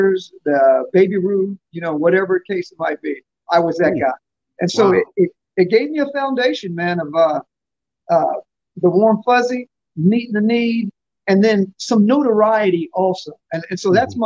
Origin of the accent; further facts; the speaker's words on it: Newport News, Virginia, United States; also born or lived in Fort Campbell, Kentucky; I was born in Fort Campbell, Kentucky. My dad was a soldier in the military, and so we did that thing. But the better part of my life, my formative years, I was in Newport News, Virginia.